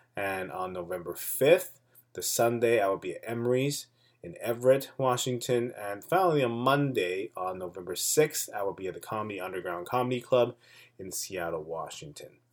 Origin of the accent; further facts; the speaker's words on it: Taipei, Taiwan; my hometown, Taipei